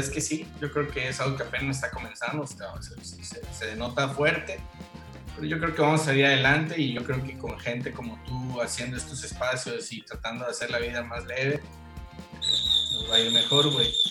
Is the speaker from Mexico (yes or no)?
yes; Tabasco, Mexico; moved away as an adult; now in Mérida, Mexico; soy oriundo de Tabasco